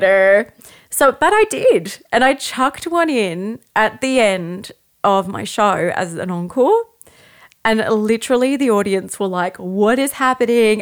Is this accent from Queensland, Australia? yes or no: yes; Brisbane, Queensland, Australia; I'm from Brisbane